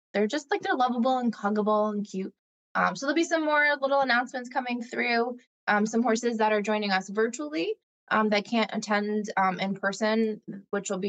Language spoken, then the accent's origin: English; Rutherford, New Jersey, United States; I grew up in Rutherford